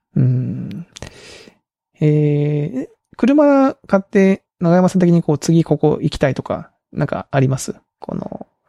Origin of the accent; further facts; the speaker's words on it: Kagoshima, Japan; moved away; 鹿児島のうちの実家の母